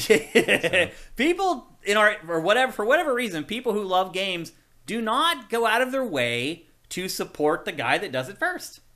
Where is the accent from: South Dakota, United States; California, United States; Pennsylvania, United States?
Pennsylvania, United States; Carlisle; moved away; I'm from Carlisle.